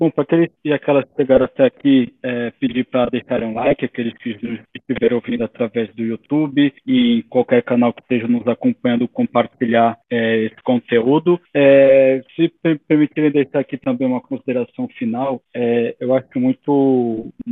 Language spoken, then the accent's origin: Portuguese; Brazil; now in Portugal; covarde, porque eu não posso deixar de ser brasileiro brasileiro. Eu também não vou ficar forçando o sotaque português, eu já estou aqui há muitos anos